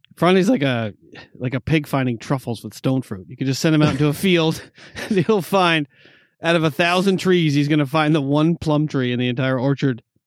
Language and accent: English; East Coast, United States; I'm from the East Coast